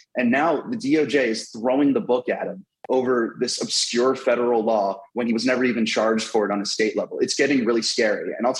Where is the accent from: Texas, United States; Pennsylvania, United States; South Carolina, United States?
Pennsylvania, United States; Bucks County, Philadelphia area; as a Catholic who grew up in the Philadelphia area in Bucks County